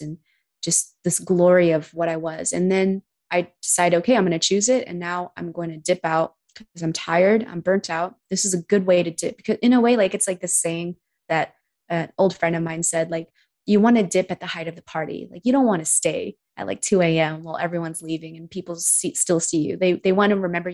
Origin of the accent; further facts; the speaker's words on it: United States; being American